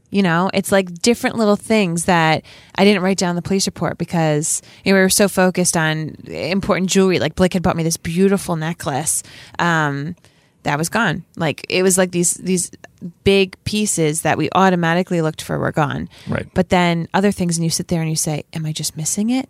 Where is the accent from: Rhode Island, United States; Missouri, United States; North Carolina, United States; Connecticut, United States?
Rhode Island, United States; we're from Rhode Island